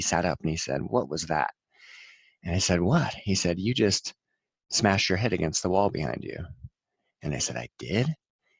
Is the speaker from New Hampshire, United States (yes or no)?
yes; New Hampshire, United States; Growing up in New Hampshire in the 80s